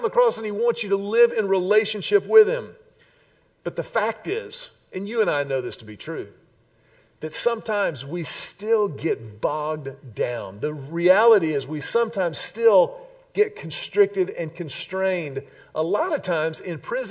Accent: Houston, Texas, United States; born or raised there; also born or lived in Austin

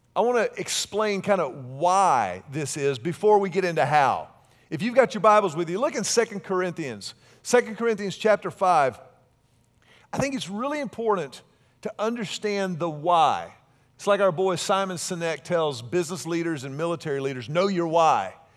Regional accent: Houston, Texas, United States; I grew up in Houston, and so I grew up very close to the Texas Gulf Coast

